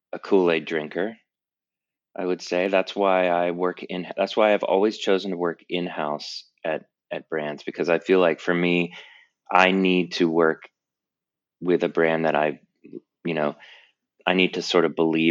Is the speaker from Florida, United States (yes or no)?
yes; Tampa, Florida, United States; moved away as an adult; also born or lived in North Carolina / California; I'm originally from Tampa, Florida, and I grew up in the South between Florida and North Carolina